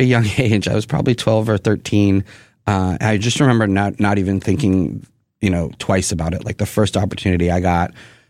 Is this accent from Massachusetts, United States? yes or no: yes; Boston, Massachusetts, United States; moved away as an adult; also born or lived in Houston / Virginia; And then we moved to Boston. And so I grew up... I tell people I'm from Boston, basically, because